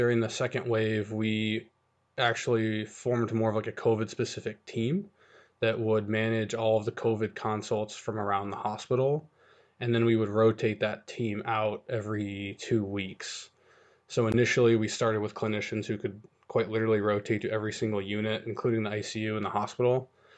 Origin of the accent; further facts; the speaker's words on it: Colorado, United States; moved away as an adult; now in Ann Arbor, United States; I'm actually not from Michigan. I'm a native of Colorado, and I've been living here about just shy of 4 years.